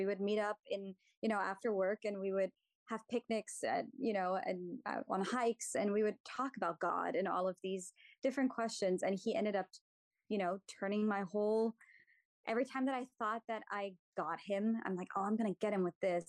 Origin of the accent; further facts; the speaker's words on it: Germany; moved away; Germany. I'm from Germany.